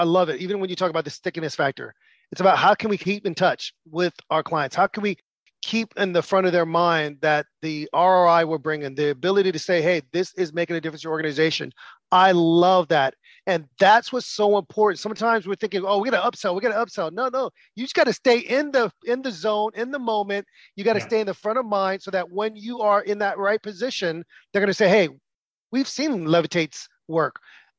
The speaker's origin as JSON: {"language": "English", "country": "United States", "said": "what was interesting for me as an American is I went to the movie theater with my friends from London"}